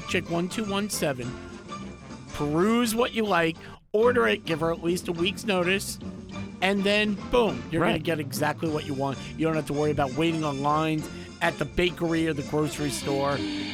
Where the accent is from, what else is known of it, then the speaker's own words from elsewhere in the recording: New York City, New York, United States; I grew up in the Bronx.